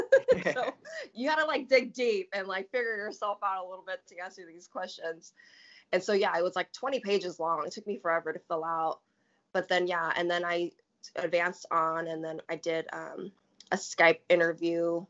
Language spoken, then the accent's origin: English; Tacoma, Washington, United States; I'm from Tacoma, Washington. I grew up like in a very, you know, that kind of demographic